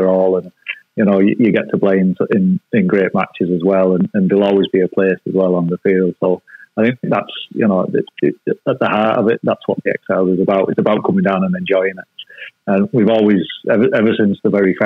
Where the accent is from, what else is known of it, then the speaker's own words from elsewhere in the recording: England, United Kingdom; moved away as an adult; also born or lived in Hunslet; now in Ireland; as an English person who's over here